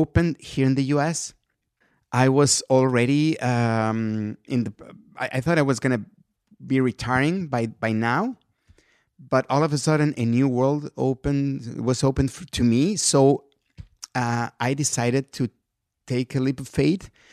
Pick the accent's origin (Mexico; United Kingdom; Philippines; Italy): Mexico; English is a second language; moved away as an adult; now in United States; I'm a guy from Mexico